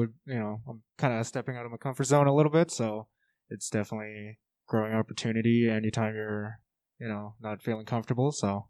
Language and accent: English; Clyde, Alberta, Canada; You guys might know me. I'm from Clyde. Family owns the … over there.